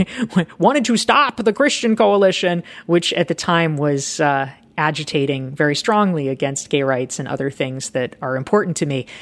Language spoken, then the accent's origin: English; Pinehurst, North Carolina, United States; I really hated my hometown